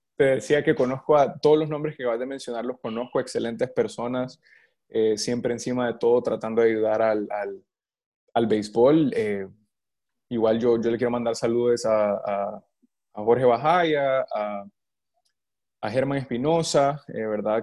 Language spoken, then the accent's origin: Spanish; El Salvador; moved away as an adult; also born or lived in New York, United States; now in Florida, United States; yo soy del Salvador, mi familia todavía vive en El Salvador